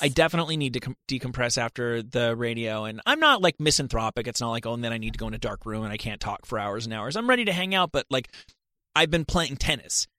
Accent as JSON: {"language": "English", "town": "Rutherford", "region": "New Jersey", "country": "United States", "moved": "yes", "lives_now": "Los Angeles, United States", "said": "I'm from Rutherford, New Jersey"}